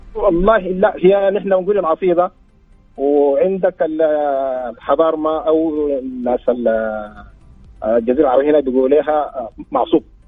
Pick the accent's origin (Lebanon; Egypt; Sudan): Sudan; احنا عندنا في السودان